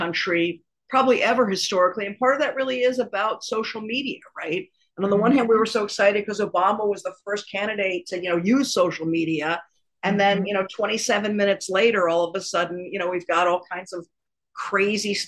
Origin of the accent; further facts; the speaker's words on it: Washington, District of Columbia, United States; I grew up in Washington, D.C., and I was at school there